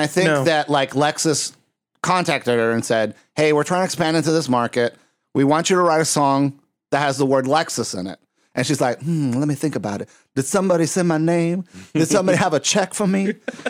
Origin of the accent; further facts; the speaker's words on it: Puerto Rico; moved away; also born or lived in Texas; I'm from Puerto Rico. I'm Texarican, though. I lived in Texas for six years. I have family there